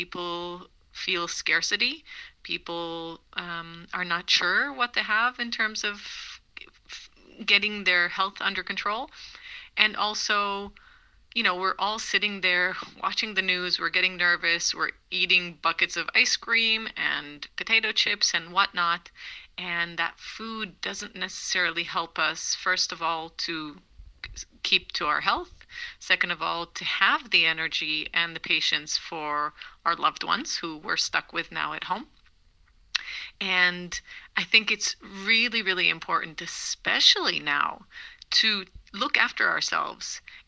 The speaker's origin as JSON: {"language": "English", "country": "Israel", "also_born_or_lived": "Boston, United States", "second_language": "English", "moved": "as an adult", "lives_now": "Switzerland", "said": "Yeah, well, I'm originally Israeli. I moved to America when I was 11 to Boston, and moved back when I was 17."}